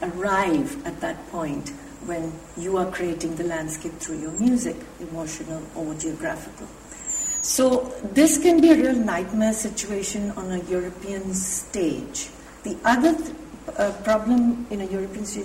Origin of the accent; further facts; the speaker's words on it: India; now in England; as an Indian